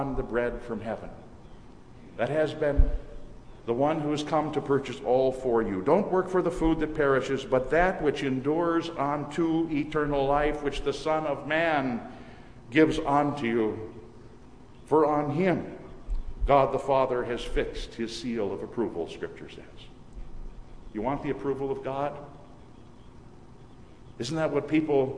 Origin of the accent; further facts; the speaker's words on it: Minnesota, United States; moved away; returning to Minnesota to visit my mother. Whenever during the past few years I've returned to my hometown